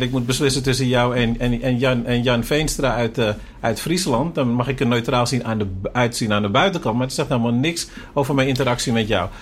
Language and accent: Dutch; Suriname; wij zijn ook Surinamers